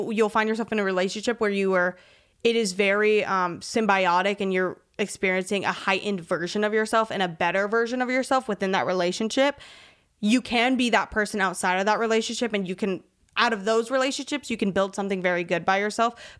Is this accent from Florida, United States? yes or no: yes; Miami, Florida, United States; I grew up in Florida